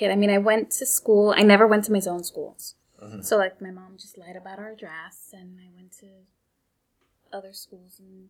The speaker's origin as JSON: {"language": "English", "town": "New York City", "region": "New York", "country": "United States", "tie": "born or raised there", "said": "I grew up in Bushwick in the 80s and, crack hit and it was a volatile place to live, but I was also very much sheltered."}